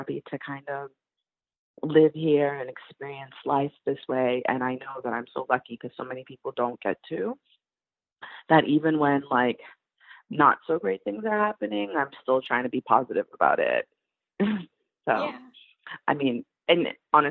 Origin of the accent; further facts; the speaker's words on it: United States; moved away as an adult; also born or lived in Boston; now in France; as an American living in France